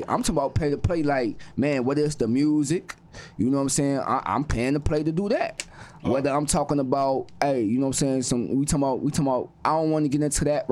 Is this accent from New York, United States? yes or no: no; Chicago, Illinois, United States; I'm from Chicago.